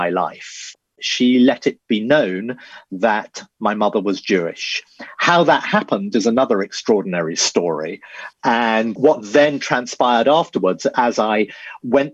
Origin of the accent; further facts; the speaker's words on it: Dorset, South West England, United Kingdom; I was raised down in Dorset.